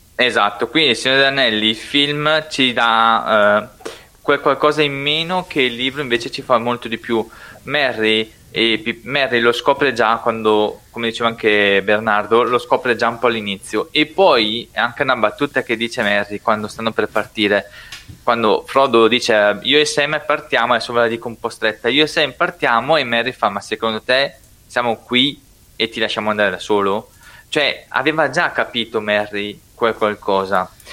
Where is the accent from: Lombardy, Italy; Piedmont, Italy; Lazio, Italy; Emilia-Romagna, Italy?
Lombardy, Italy; Brescia; accent: Brescian dialect; first language Brescian; io parlo in dialetto bresciano, è nella mia forma